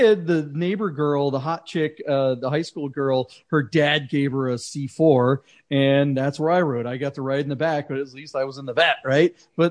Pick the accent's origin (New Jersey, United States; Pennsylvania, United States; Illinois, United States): New Jersey, United States; Well, I was born in New Jersey